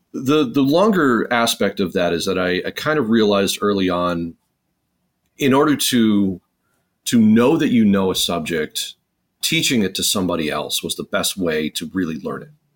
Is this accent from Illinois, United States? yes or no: yes; Chicago, Illinois, United States; I was born in Chicago